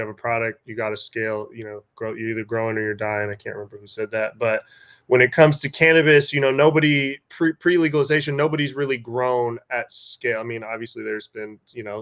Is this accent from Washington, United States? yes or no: yes; Washington, United States; I'm from Washington.